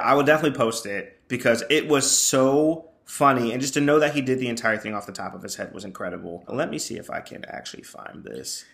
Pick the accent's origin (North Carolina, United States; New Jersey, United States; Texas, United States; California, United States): North Carolina, United States; I'm from North Carolina